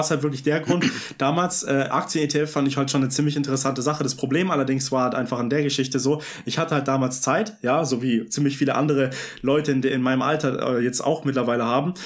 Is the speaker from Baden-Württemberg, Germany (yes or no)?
yes; Vaihingen an der Enz, Baden-Württemberg, Germany; Ich komme aus äh, Feigen an der Enz